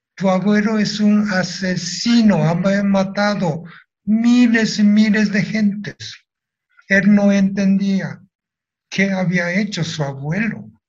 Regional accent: Nagasaki, Japan; Spanish is a second language; moved away as an adult; now in Mexico; Si regreso a Japón

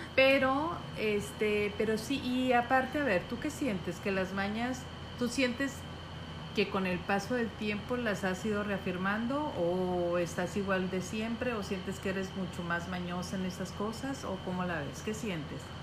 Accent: Mazatlán, Sinaloa, Mexico; somos de aquí de Mazatlán

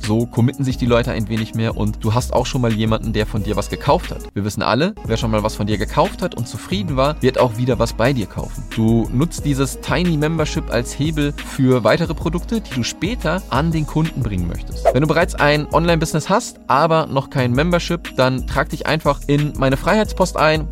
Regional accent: Germany; wir als Deutsche

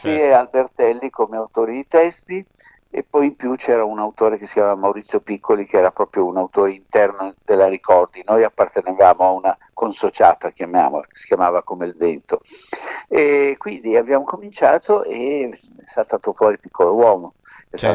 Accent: Milan, Lombardy, Italy; also born or lived in Sicily; noi siamo di Milano ovvero siamo nati in Sicilia ma siamo milanesi da sempre

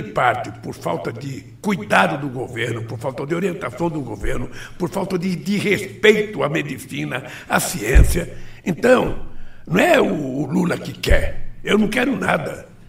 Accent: Brazil; Eu sou brasileiro

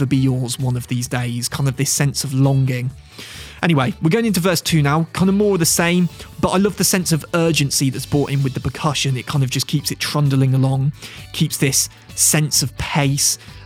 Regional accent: Midlands, United Kingdom; I'm from the Midlands. I'm a Midlands lad. I live not too far from Worcester.

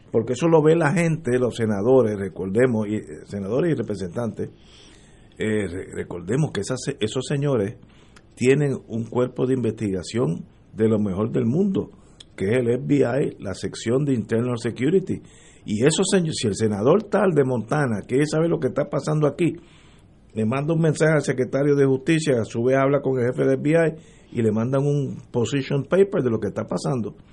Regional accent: Puerto Rico; hablando entre nosotros que somos puertorriqueños y nos queremos y moriremos aquí todos si Dios lo quiere.

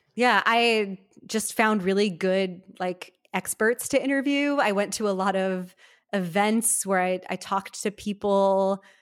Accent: Milwaukee, Wisconsin, United States; moved away; I grew up in Milwaukee, Wisconsin, in a sort of modern Orthodox upbringing

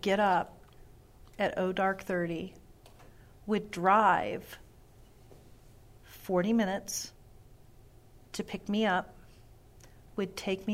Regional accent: Pasco, Washington, United States; also born or lived in West Richland, Washington / Europe; was born in Pasco and raised in Pasco

